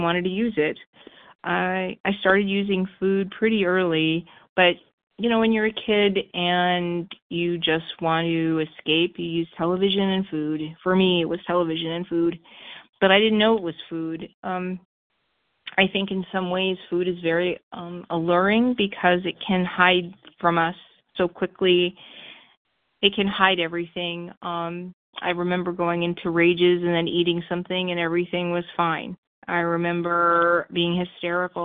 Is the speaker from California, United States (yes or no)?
yes; Los Angeles, California, United States; I grew up in Los Angeles, like I said, for the third time in a Jewish middle-class home.